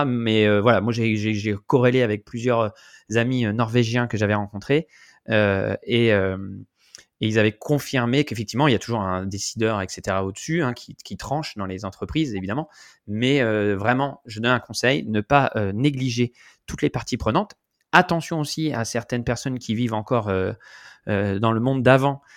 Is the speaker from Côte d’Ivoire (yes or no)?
no; France; moved away; en tant que Français